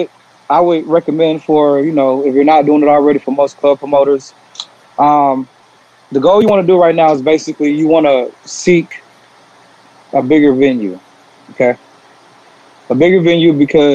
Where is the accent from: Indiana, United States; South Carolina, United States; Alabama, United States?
South Carolina, United States; now in Atlanta, United States; I'm originally from South Carolina, but Atlanta's definitely my second home. Been here since 05.